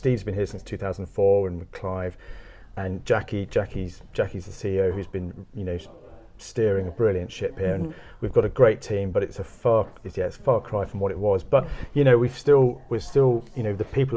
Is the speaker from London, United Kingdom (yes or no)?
yes; London, United Kingdom; moved away; I grew up in South London